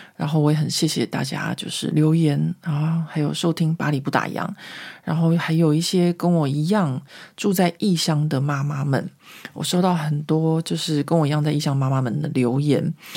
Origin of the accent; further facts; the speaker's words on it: Taiwan; now in Paris, France; 我下个星期就要回台湾校庆了